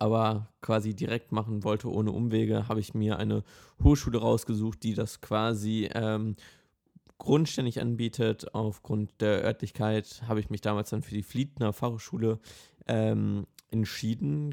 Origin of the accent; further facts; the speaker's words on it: Essen, North Rhine-Westphalia, Germany; ich komme aus Essen in NRW